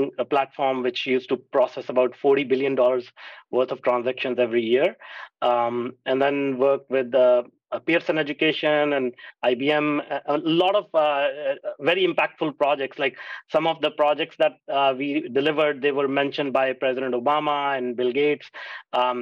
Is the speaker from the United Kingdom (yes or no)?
no; India; moved away; I grew up in India